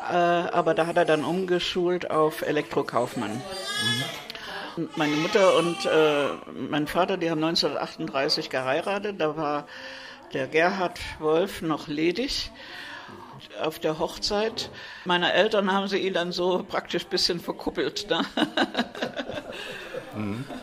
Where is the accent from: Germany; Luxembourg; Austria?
Germany; Zwickau, Saxony; born there; geboren in Zwickau 1943.